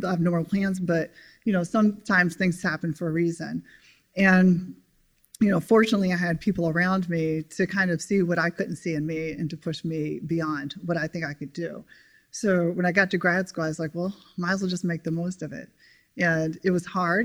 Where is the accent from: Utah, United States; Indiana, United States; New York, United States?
Indiana, United States; Evansville; moved away as an adult; also born or lived in Atlanta, Georgia; I'm originally from Evansville, Indiana, and growing up in Indiana